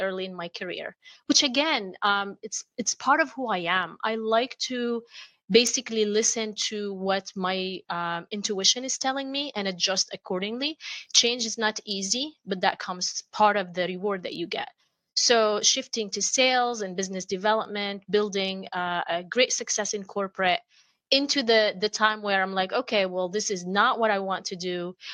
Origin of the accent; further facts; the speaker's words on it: Amman, Amman Governorate, Jordan; moved away; I grew up in Amman, Jordan